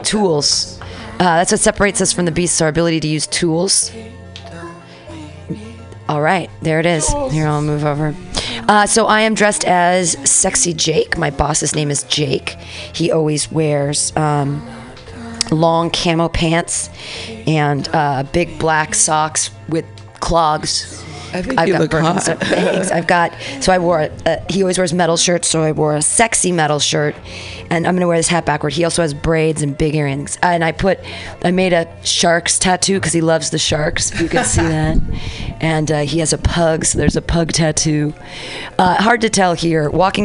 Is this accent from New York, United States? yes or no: no; Danville, California, United States; now in San Francisco, United States; I was as a child growing up in Danville